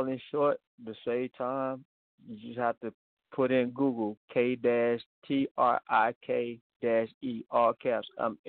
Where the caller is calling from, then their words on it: Alabama, United States; also born or lived in South Carolina; I'm calling from Alabama by way of South Carolina.